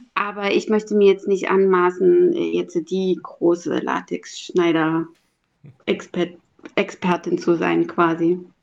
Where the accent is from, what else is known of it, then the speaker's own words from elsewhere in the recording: Halle, Saxony-Anhalt, Germany; moved away as an adult; also born or lived in Berlin; in meiner Heimatstadt in Halle-Saale